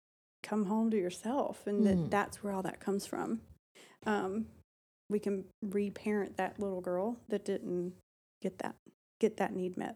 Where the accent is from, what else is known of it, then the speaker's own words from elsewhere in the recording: Alabama, United States; I was raised in Alabama.